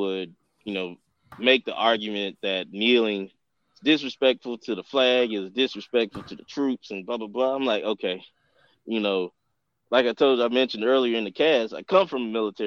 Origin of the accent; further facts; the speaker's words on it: Atlanta, Georgia, United States; growing up in the Deep South, I'm from it, you know, I grew up in Atlanta